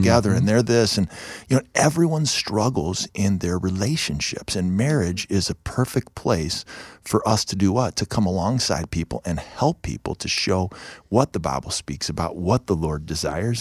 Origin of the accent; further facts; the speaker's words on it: Ohio, United States; moved away; also born or lived in Chicago; we're from Ohio